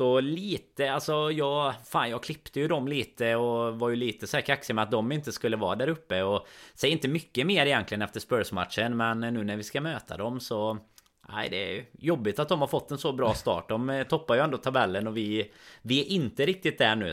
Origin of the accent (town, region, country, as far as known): Sweden